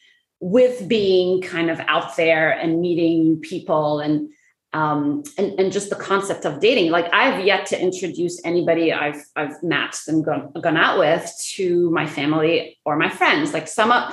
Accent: Egypt; moved away; also born or lived in Middle East; I grew up in Egypt and around the Middle East.

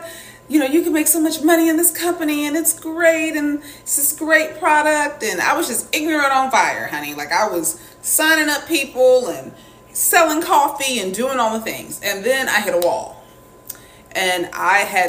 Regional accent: the South, United States; I grew up in the South

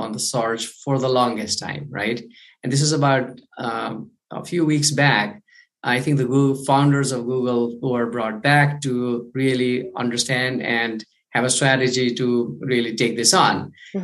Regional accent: Kathmandu, Bagmati, Nepal; I'm from Kathmandu, Nepal, the other side of the world

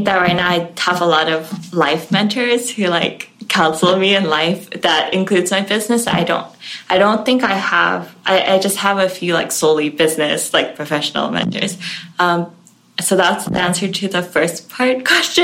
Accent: Hong Kong; now in United States; I grew up in Hong Kong

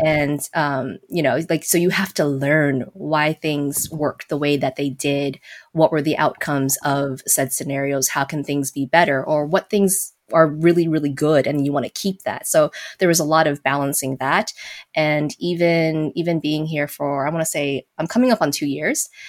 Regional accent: Las Vegas, Nevada, United States; moved away; I was born and raised in Vegas

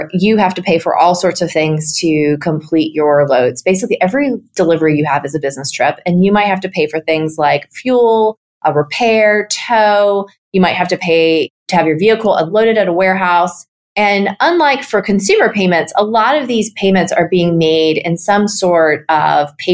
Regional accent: near Harpers Ferry, West Virginia, United States; now in Atlanta, United States; I grew up 20 minutes away from the midpoint of the Appalachian Trail, which is near Harpers Ferry, West Virginia

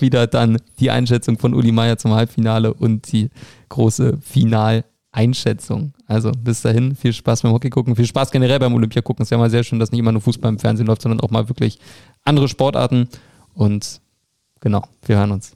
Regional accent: Berlin, Germany; Für mich als Berliner

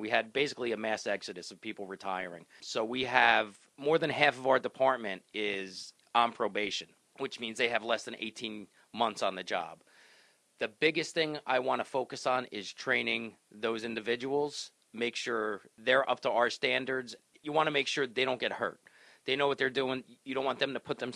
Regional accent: Cranford, New Jersey, United States; I grew up in Cranford

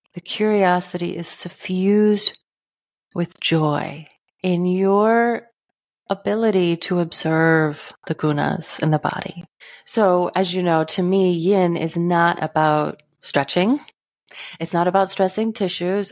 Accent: Texas, United States; now in northern Midwest, United States; I grew up in Texas. I now live in the northern Midwest

